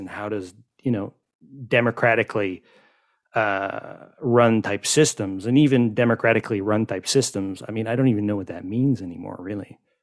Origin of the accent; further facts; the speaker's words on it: Quebec, Canada; also born or lived in Montreal; that's the French in me because I grew up in Quebec